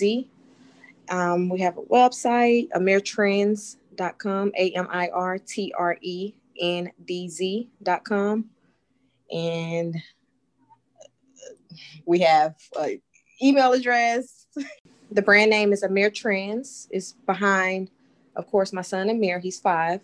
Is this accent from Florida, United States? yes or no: yes; Pensacola, Florida, United States; moved away as an adult; now in Houston, United States; We are from Pensacola, Florida. That's where I was born and raised